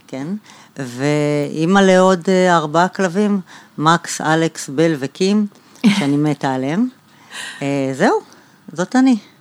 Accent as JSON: {"language": "Hebrew", "town": "Bat Yam", "region": "Tel Aviv District", "country": "Israel", "tie": "born or raised there", "said": "נולדתי בבת ים, גדלתי שם"}